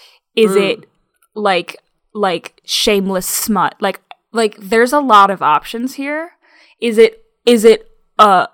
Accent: United States; as an American

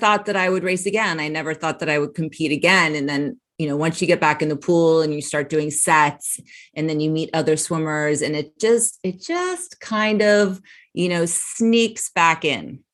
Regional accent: Connecticut, United States; moved away; also born or lived in North Carolina; I'm from Connecticut. So I swam for club teams in Connecticut

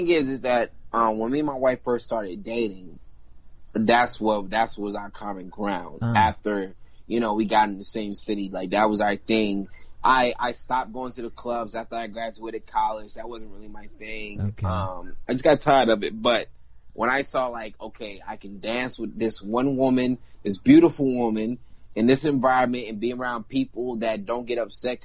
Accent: the South, United States; I come from the South, but I got that, you know, Espanol, and I got that islander in me 100%

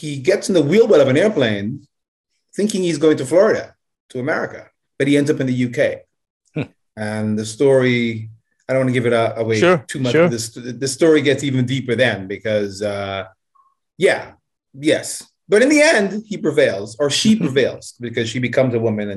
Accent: Jamaica; also born or lived in United States; now in Japan; I'm from Jamaica

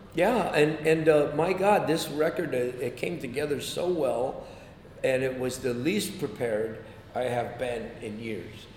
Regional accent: San Jose, California, United States; moved away as an adult; I grew up in, in San Jose, California

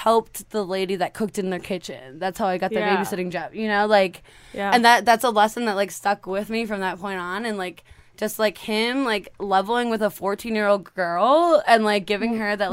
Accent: Brule, Wisconsin, United States; I grew up in Brule, Wisconsin, which is super, super rural.

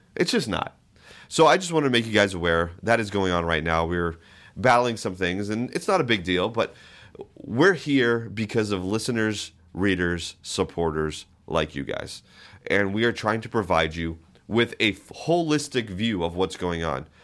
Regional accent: East Coast, United States; now in Anchorage, United States; I'm from the East Coast

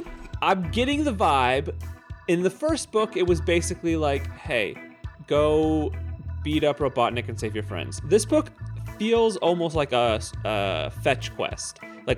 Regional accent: United States; I'm an American.

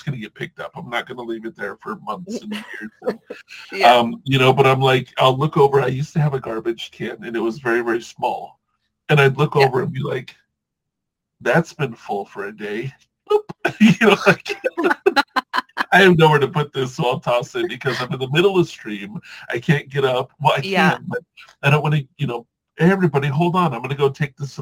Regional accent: Southern California, United States; also born or lived in Hawaii / Washington; I grew up in Southern California

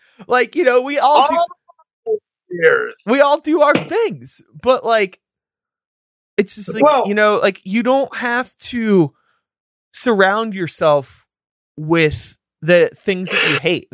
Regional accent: Pittsburgh, Pennsylvania, United States; I grew up in Pittsburgh

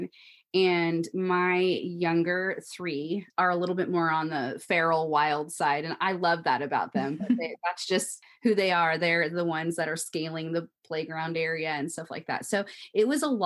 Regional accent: Washington, United States; moved away as an adult; I'm from Washington State

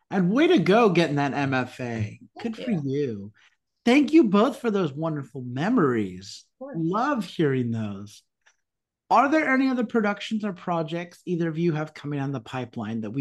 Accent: Nigeria; I am Nigerian.

